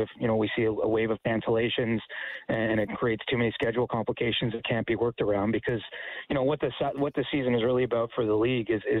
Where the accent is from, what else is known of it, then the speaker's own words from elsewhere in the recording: an hour outside Toronto, Ontario, Canada; I grew up an hour outside Toronto